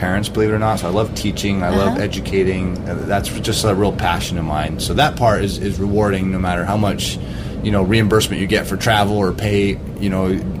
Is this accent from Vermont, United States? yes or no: yes; Vermont, United States; also born or lived in Cape Cod, Massachusetts; I'm from Vermont